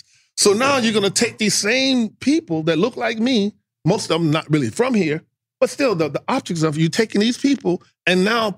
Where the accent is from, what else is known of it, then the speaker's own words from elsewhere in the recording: Houston, Texas, United States; moved away; being a Texan